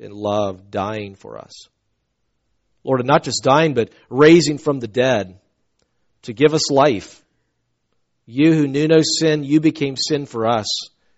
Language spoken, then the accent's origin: English; the South, United States; I'm from the South.